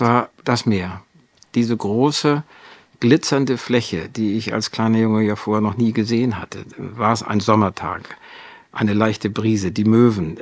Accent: Wedel, Schleswig-Holstein, Germany; now in Wendland, Germany; Ich bin geboren in Wedel an der Elbe

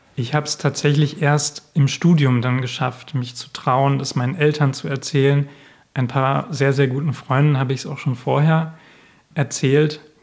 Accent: Osnabrück Land, Lower Saxony, Germany; in meiner Heimatgemeinde im Osnabrücker Land

